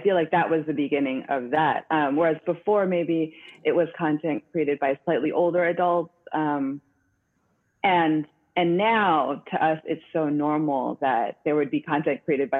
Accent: San Francisco, California, United States; now in New York, United States; we're both from San Francisco too

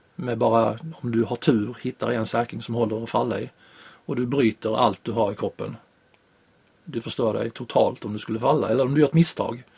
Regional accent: Sweden; jag råkade vara hemma i Sverige

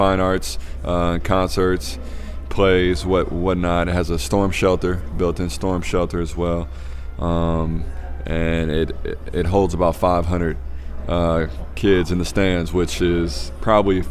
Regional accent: Peoria, Illinois, United States; now in Oakland, United States; Peoria is my hometown

